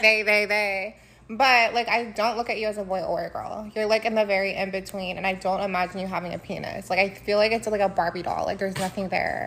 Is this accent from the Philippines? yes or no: yes; Philippines; I'm Filipina